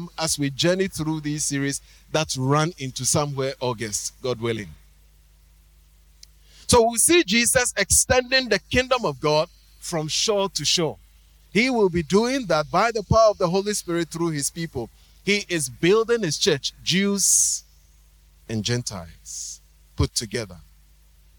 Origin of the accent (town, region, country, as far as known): Ghana